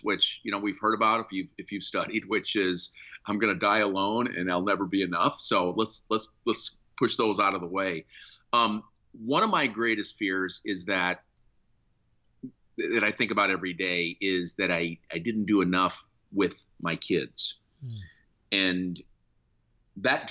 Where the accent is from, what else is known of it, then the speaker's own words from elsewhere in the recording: Sioux City, Iowa, United States; moved away; my hometown of Sioux City, Iowa.